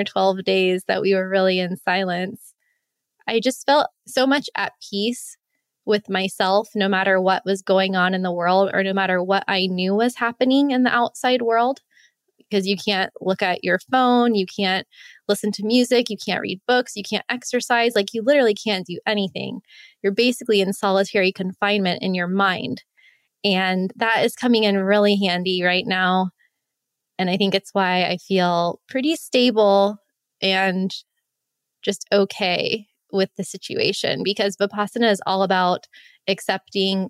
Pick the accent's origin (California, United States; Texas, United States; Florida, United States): Florida, United States; Miami; moved away; My family's from Miami